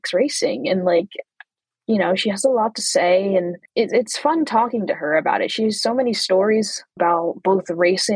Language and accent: English; United States; I'm American